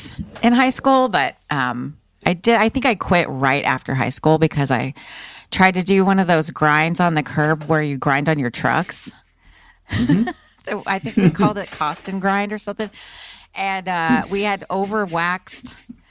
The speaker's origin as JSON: {"language": "English", "town": "Austin", "region": "Texas", "country": "United States", "tie": "born or raised there", "said": "I grew up in Austin, Texas"}